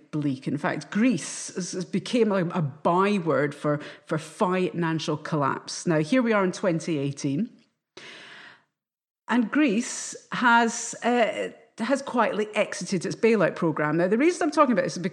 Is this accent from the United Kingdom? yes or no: yes; Scotland, United Kingdom; I'm a Scottish journalist.